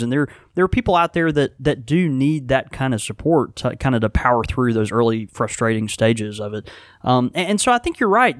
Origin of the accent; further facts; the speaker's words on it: Houston, Texas, United States; now in Mississippi, United States; I was born in Houston, Texas